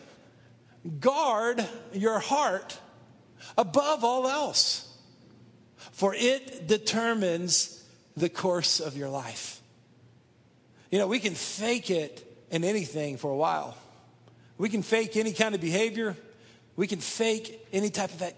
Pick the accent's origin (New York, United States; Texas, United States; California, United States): Texas, United States; Dallas; I grew up outside of Dallas, Texas, in one of the suburbs there